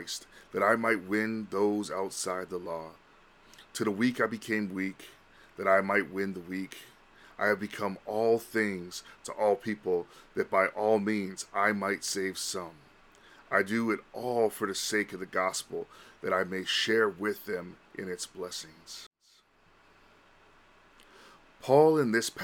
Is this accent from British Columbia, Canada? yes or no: yes; Vancouver, British Columbia, Canada; also born or lived in Honolulu / Los Angeles; I was born and raised in Vancouver